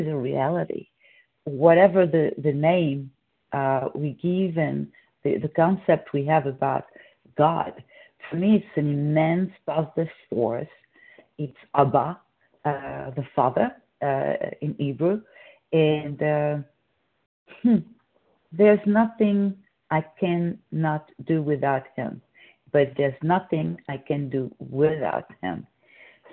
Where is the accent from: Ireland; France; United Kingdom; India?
France; moved away; I'm from France